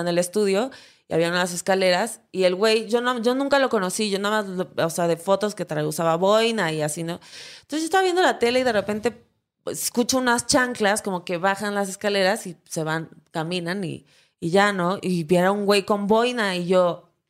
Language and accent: Spanish; Acapulco, Guerrero, Mexico; yo soy de Acapulco, Guerrero